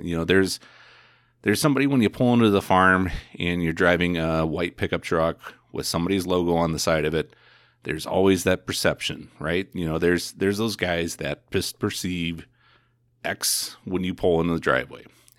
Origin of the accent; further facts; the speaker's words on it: Indiana, United States; I mean, I came from Indiana.